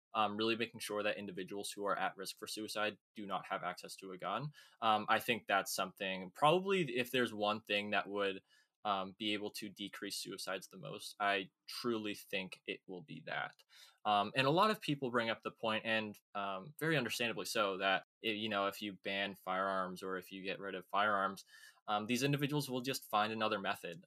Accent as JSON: {"language": "English", "town": "Woburn", "region": "Massachusetts", "country": "United States", "also_born_or_lived": "Lewiston, Maine", "said": "I'm 21 from Woburn, Massachusetts, uh, in the United States, which is about 10 miles north of Boston"}